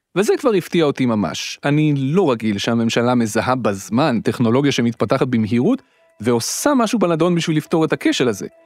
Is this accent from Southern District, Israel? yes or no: no; Petah Tikva, Central District, Israel; היינו שני ילדים חנונים מפתח תקווה שמקליטים בשבת בבוקר תוכניות רדיו מומצאות